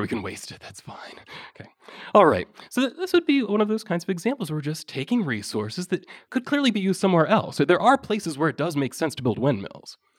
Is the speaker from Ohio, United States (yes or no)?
yes; Ohio, United States; I come from Ohio, we have a population of about ten million